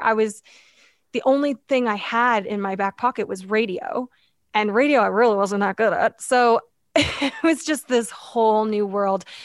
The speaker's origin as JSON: {"language": "English", "town": "London", "region": "Ontario", "country": "Canada", "tie": "born or raised there", "said": "I grew up in London, Ontario"}